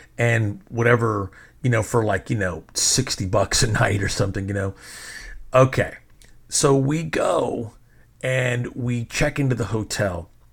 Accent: Fort Worth, Texas, United States; also born or lived in New York; I'm actually from Fort Worth

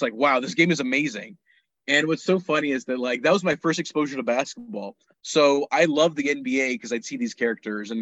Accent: Pakistan; moved away; also born or lived in United States; I was born in the States, but I grew up in Pakistan

